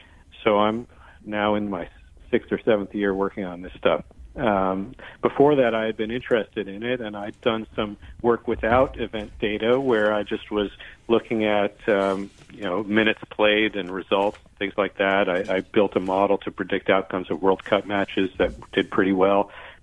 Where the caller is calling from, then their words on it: Brooklyn, New York, United States; Brooklyn, New York.